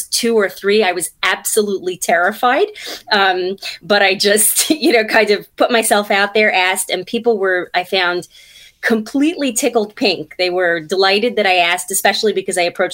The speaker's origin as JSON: {"language": "English", "town": "New York City", "region": "New York", "country": "United States", "moved": "as an adult", "lives_now": "New Jersey, United States", "said": "I'm from Brooklyn originally."}